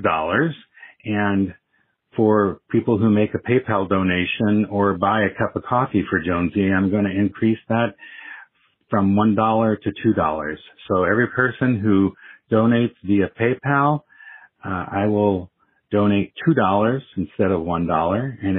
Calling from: Iowa City, Iowa, United States; calling from Iowa City.

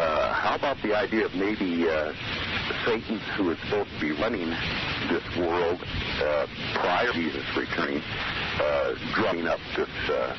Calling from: Susanville, California, United States

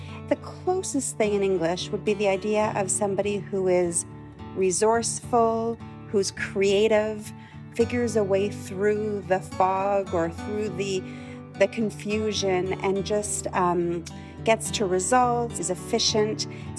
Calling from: Ottawa, Ontario, Canada; I'm calling from Ottawa, Canada.

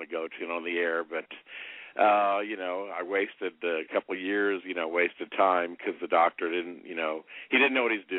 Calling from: Indianapolis, Indiana, United States; Indianapolis, longtime listener and caller, 51 years old.

